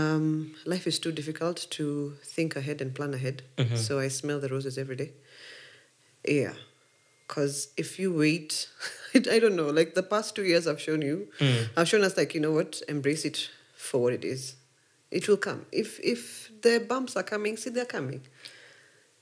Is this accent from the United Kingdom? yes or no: no; Nairobi, Kenya; first language English; also born or lived in Kikuyu; I was born in Buruburu, phase two, two wonderful human beings, strict as hell